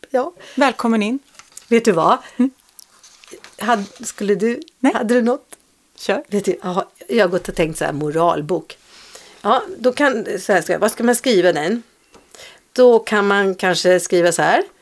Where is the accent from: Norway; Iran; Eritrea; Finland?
Norway; Swedish is a second language; now in Sweden; och så sa jag, ja, jag är ny här, jag kommer från Norge.